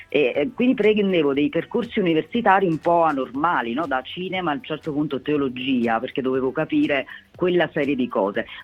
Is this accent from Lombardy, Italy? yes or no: no; Campania, Italy; io vengo dalla provincia di Napoli, sono originaria della provincia di Napoli, quindi in provincia c'è un calore nei miei confronti eh, ancora più intenso insomma.